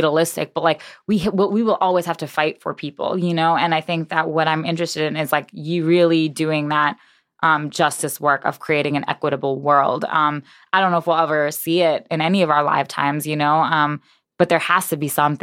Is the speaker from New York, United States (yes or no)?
yes; New York, United States; moved away as an adult; also born or lived in Boston / Providence; now in Chicago, United States; I was born in New York. My parents died in New York